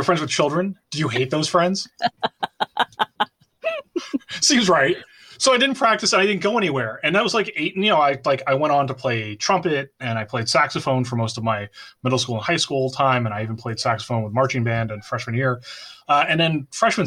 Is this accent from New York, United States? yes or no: yes; Bronxville, New York, United States; Growing up in Bronxville in the Cub Scouts Memorial Day Parade